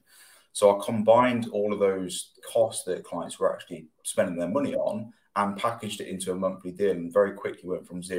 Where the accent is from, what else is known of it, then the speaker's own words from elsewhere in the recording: Loughborough, East Midlands, United Kingdom; I'm from Loughborough